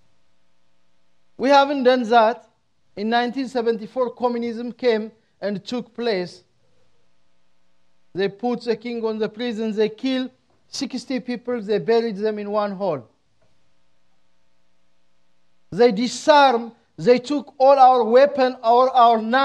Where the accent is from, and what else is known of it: Ethiopia; now in United States